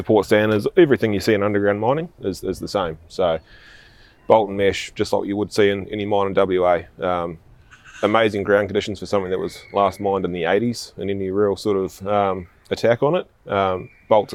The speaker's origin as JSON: {"language": "English", "area": "small town north of Christchurch", "region": "Canterbury", "country": "New Zealand", "also_born_or_lived": "Western Australia", "moved": "as an adult", "said": "I'm originally from New Zealand, a little small town just north of Christchurch in the South Island there. It's a town of 400 people"}